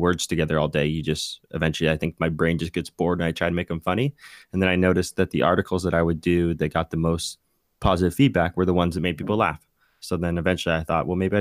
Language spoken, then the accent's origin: English; Bay Area, California, United States; I grew up in the Bay Area punk scene